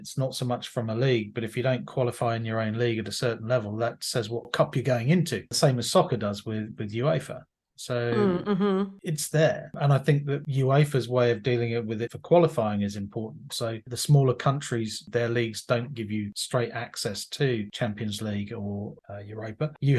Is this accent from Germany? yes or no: no; London, United Kingdom; As a Londoner, you can do all of that anyway. You can hop on a flight to Dublin.